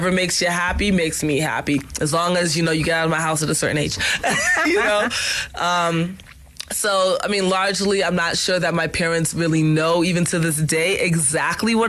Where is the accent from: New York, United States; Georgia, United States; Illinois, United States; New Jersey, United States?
New York, United States; I'm a New Yorker